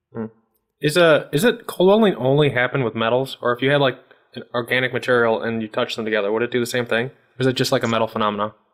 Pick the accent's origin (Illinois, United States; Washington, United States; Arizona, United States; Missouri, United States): Illinois, United States; Chicago; I'm from the Chicago region